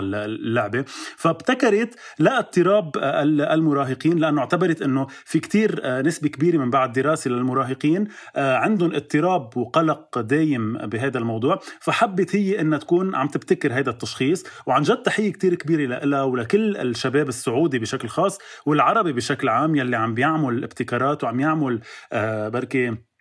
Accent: Lebanon; عندنا بلبنان

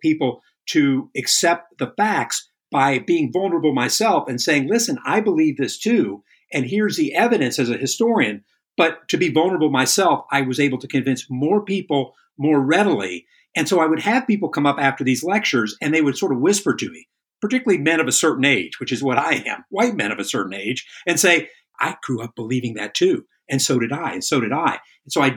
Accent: Northern Virginia, United States; moved away; also born or lived in Texas; I grew up in Northern Virginia believing that Robert E. Lee was the greatest man ever

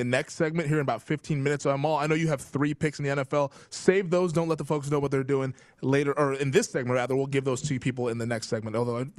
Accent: Pacific Northwest, United States; moved away as an adult; also born or lived in Bend, Oregon / Spokane, Washington; now in Las Vegas, United States; I'm from the Pacific Northwest

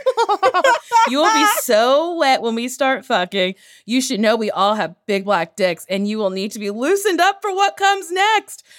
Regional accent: New Jersey, United States; now in Los Angeles, United States; I was born in Jersey

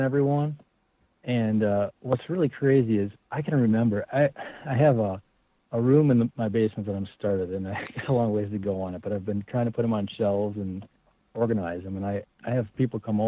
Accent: Wisconsin, United States; I grew up in Wisconsin

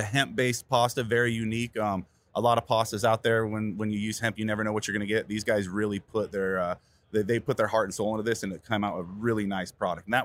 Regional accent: Calaveras County, Northern California, United States; moved away as an adult; now in Southern California, United States; I'm from originally Northern California, and up there in the first county to go legal in the state, Calaveras County.

